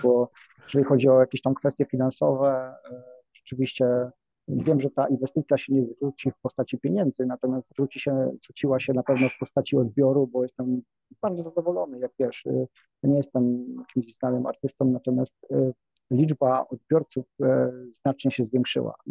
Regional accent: Nowa Ruda, Lower Silesian Voivodeship, Poland; pochodzę z małego miasta Nowa Ruda na Dolnym Śląsku

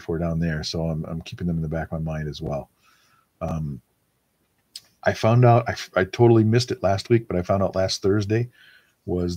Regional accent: Wisconsin, United States; moved away; also born or lived in California; I grew up in Wisconsin, Packers fan

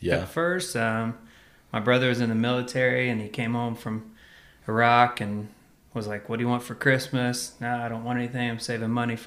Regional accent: Woodward, Oklahoma, United States; moved away as an adult; I'm from Western Oklahoma, Woodward, Oklahoma. I was born and raised there, and so I'm an Oklahoma boy at heart.

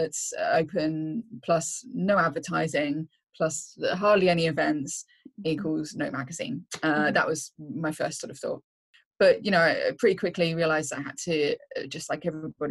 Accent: Reading, South East England, United Kingdom; moved away as an adult; now in North East England, United Kingdom; I'm originally from Reading, just like 25 miles or so outside London

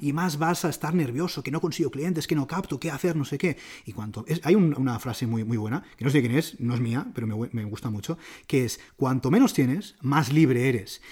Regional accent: Barcelona, Catalonia, Spain; soy de Barcelona, a mí me encanta Barcelona

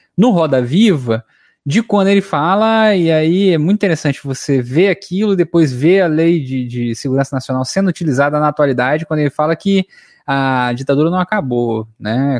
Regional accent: Sul Fluminense, Rio de Janeiro, Brazil; Eu sou aqui do Rio de Janeiro, né, só que eu sou do Sul Fluminense.

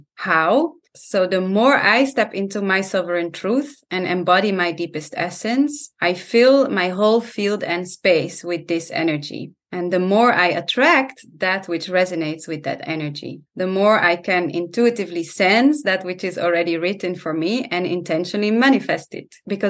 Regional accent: Italy; I grew up, my parents are Dutch, but I grew up in Italy because they were traveling a lot and they created their dream where they started an organic farm in Italy. That's where I grew up.

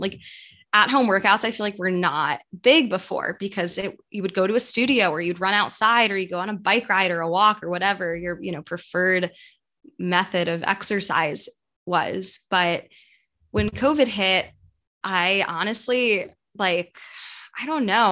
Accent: New York City, New York, United States; moved away as an adult; also born or lived in St. Louis; I am from New York, grew up in New York City

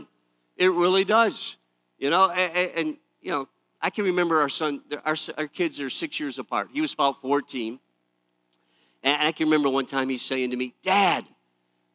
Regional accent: Detroit, Michigan, United States; I grew up in the Detroit area.

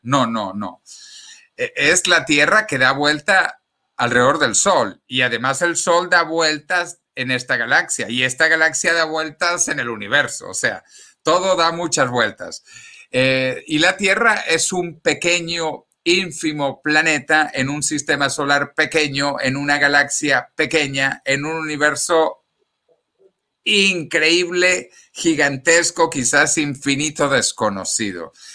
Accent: Venezuela; moved away as an adult; also born or lived in Ecuador; now in Spain; los que hemos nacido en Venezuela como yo con pasaporte venezolano

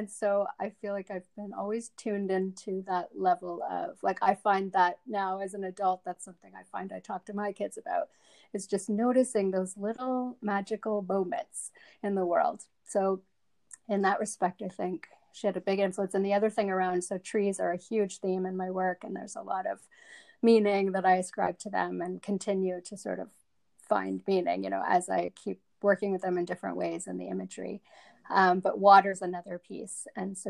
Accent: South Africa; moved away; they live in the suburbs. That's kind of where we moved to when we came from South Africa.

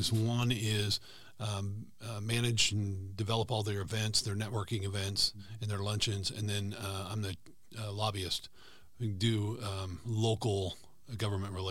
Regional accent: Lyons, Kansas, United States; born or raised there; also born or lived in Enid, Oklahoma / Nebraska

